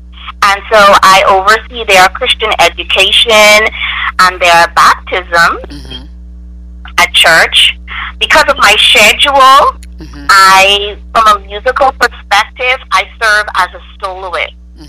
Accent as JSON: {"language": "English", "region": "Grand Bahama", "country": "Bahamas", "moved": "yes", "said": "I am originally from the Bahamas, on the island of Grand Bahama"}